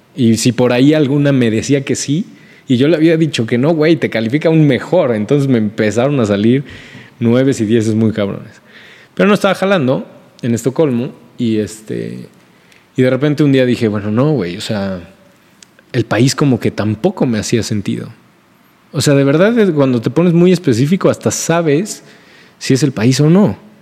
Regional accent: Mexico; also born or lived in Puebla

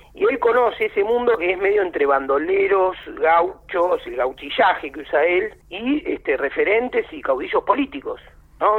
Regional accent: Buenos Aires, Argentina; soy más porteño que una faina en Guerrín

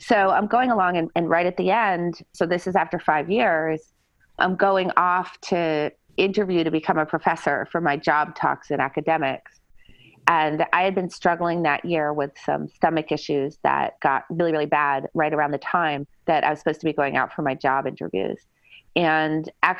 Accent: New Hampshire, United States; moved away as an adult; I was born in a small town in New Hampshire

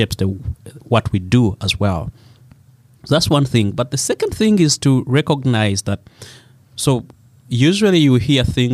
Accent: Uganda; born or raised there

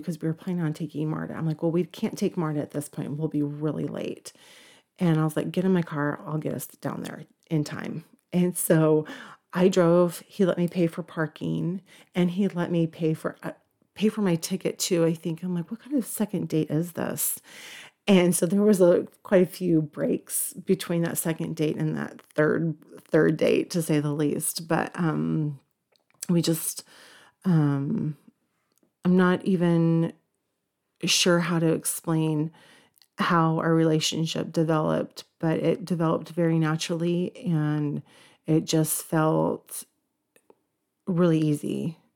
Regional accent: Cherokee County / Forsyth County, Georgia, United States; also born or lived in Woodstock, Georgia; when we moved to Cherokee County from Forsyth County, they actually had a swim team. So my junior year, I was on the swim team

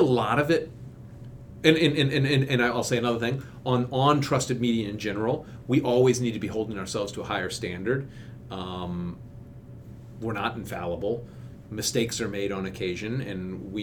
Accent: Kentucky, United States; now in Washington, D.C., United States; I'm from Kentucky originally, and my wife is from Florida, and we go back to where we grew up

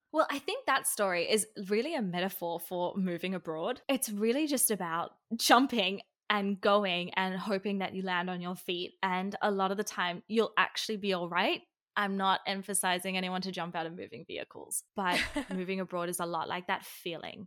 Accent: Sydney, New South Wales, Australia; moved away; also born or lived in Israel; I'm from Australia

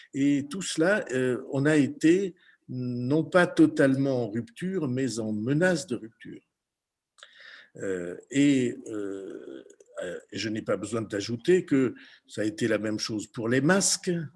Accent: Béarn, Nouvelle-Aquitaine, France; chez nous en Béarn, dans les Pyrénées

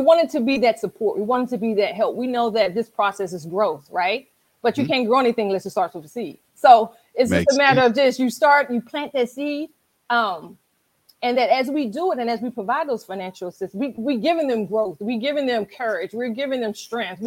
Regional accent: Washington, District of Columbia, United States; moved away as an adult; now in Charles County, Maryland, United States; I am a Washingtonian, originally from, born and raised in Washington, D.C. I currently live in Charles County, Maryland

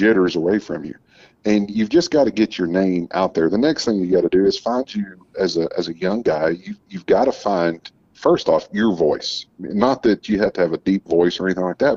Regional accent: Uvalde, Texas, United States; I grew up a little bit in West Texas, and then I grew up down in South Texas in Uvalde

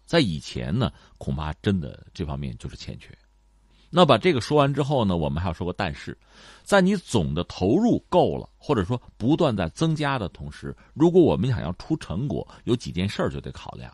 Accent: China; 我们中国人应该说是口味比较重，眼界比较高

